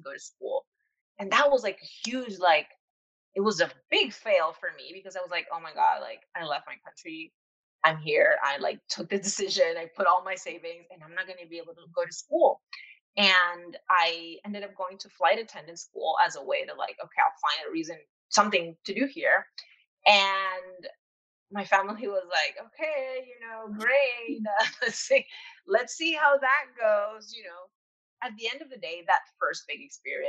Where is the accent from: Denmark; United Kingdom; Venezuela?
Venezuela; moved away as an adult; now in New York, United States; I am from Venezuela originally, and I've been living in New York for the last 2 years.